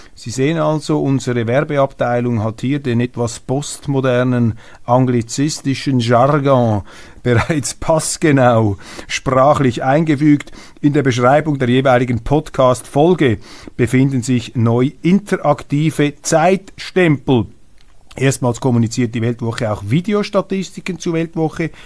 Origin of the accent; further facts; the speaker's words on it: Switzerland; als Schweizer